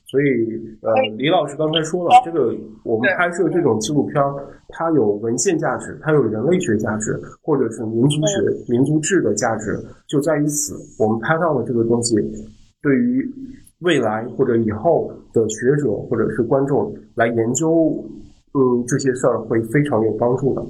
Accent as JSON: {"language": "Chinese", "region": "Qinghai-Tibet Plateau", "country": "China", "moved": "yes", "said": "因为我们是在青藏高原的蒙古人嘛，也被称为德都蒙古"}